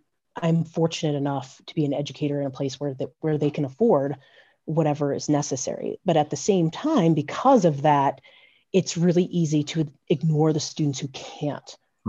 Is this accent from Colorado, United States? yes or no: yes; Vail, Colorado, United States; Growing up in Vail